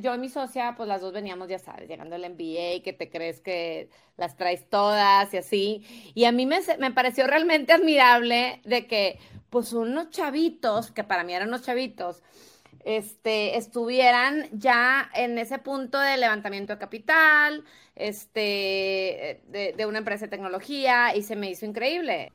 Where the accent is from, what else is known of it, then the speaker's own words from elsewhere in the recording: Tampico, Tamaulipas, Mexico; Tavo es de Tampico, igual que yo